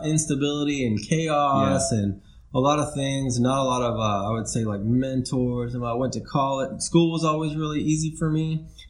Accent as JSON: {"language": "English", "country": "South Africa", "tie": "born there", "also_born_or_lived": "Mexico / United States", "said": "But we moved around a lot. I was born in South Africa. I lived in Mexico for a couple of years, and then in between all that, we moved in different parts of the States."}